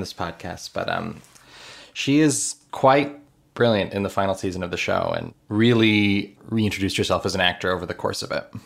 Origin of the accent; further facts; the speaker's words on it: Miami, Florida, United States; I grew up in Miami.